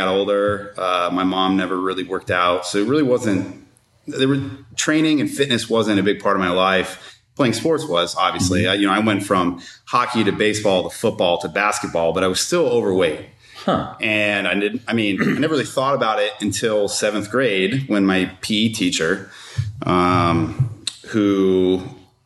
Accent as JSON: {"language": "English", "town": "Costa Mesa", "region": "California", "country": "United States", "tie": "born or raised there", "said": "I grew up in Costa Mesa, California"}